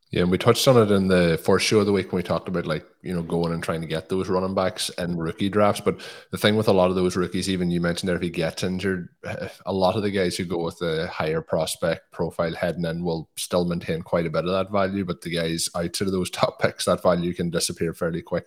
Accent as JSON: {"language": "English", "country": "Ireland", "said": "as an Irishman"}